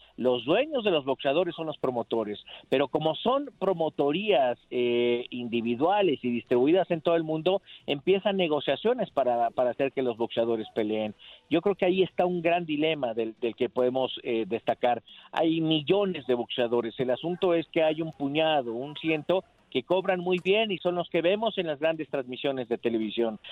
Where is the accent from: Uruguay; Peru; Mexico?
Mexico; como latinos, como mexicanos